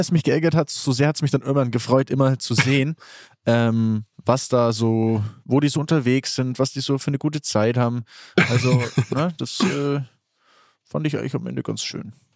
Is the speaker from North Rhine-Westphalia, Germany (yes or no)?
no; Allgäu, Bavaria, Germany; ich komme aus dem Allgäu